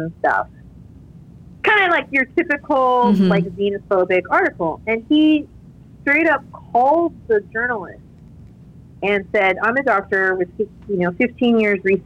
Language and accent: English; California, United States; moved away as an adult; also born or lived in New York / New Orleans / Vietnam; now in Arkansas, United States; I grew up in California, I went to school in New York